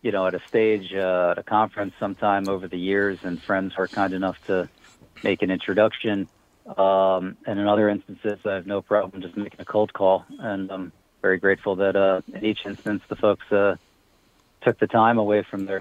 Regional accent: Pennsylvania, United States; moved away; I'm originally from Pennsylvania

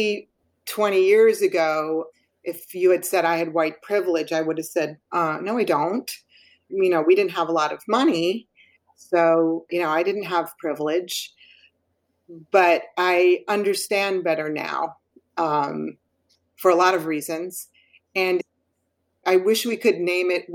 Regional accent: Wilton, Connecticut, United States; moved away as an adult; now in Long Island, United States; I grew up in Wilton, Connecticut

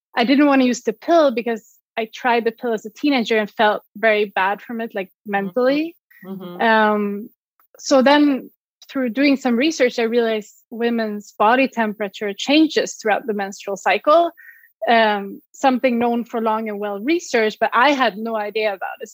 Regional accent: Sweden; English is a second language; moved away as an adult; also born or lived in Switzerland; I'm originally from Sweden. You might hear my accent.

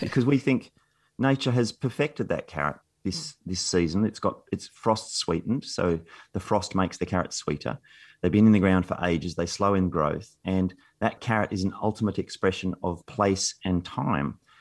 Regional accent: Canberra, Australian Capital Territory, Australia; I grew up in Canberra, nineteen seventies Canberra

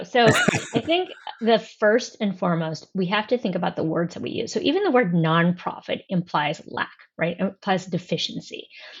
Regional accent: San Francisco Bay Area, California, United States; moved away as an adult; now in Brooklyn, United States; And I am originally from the San Francisco Bay Area. And so when I moved to New York in 2005, I was actually living in Manhattan.

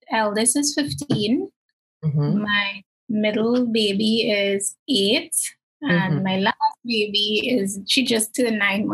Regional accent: Trinidad & Tobago; In terms of my religious background versus being a Trinidadian.

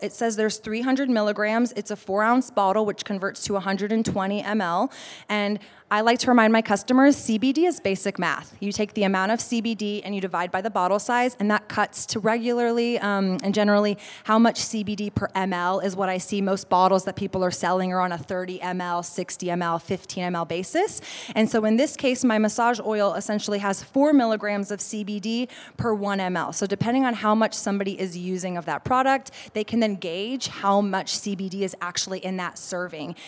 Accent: Austin, Texas, United States; I'm from Austin

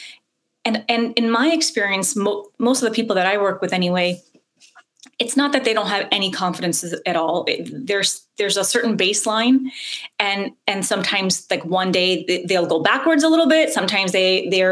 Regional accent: United States; English is a second language; Even though I grew up in America, I didn't speak any English

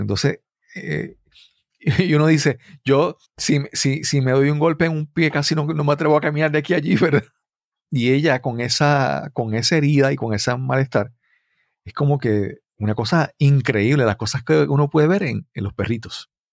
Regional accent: Puerto Rico; como puertorriqueños

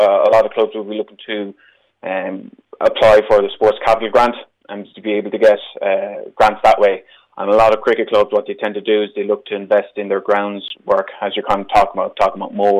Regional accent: Ireland; me as an Irish person

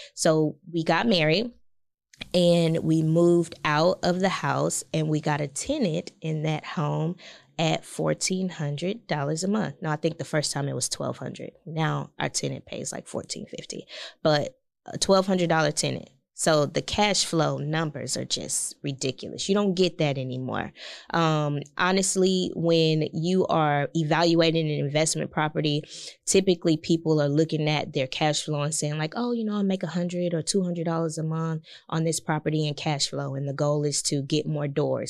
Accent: Galveston, Texas, United States; also born or lived in Houston; born and raised in Galveston Island. So, uh, very close to Houston

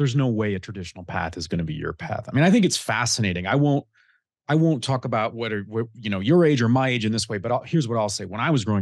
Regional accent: Detroit, Michigan, United States; now in Nashville, United States; I grew up in Detroit.

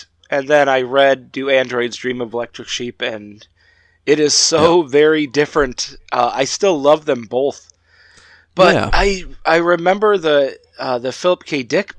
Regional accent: Illinois, United States; now in Wisconsin, United States; So I grew up in Illinois and I moved to Wisconsin, but I'm right on the border. I'm like literally ooh, 5 minutes away from the border

